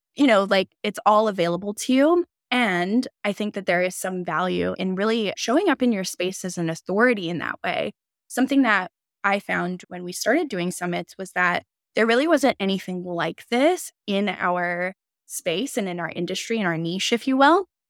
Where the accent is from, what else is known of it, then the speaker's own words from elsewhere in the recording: Canada; we're both Canadian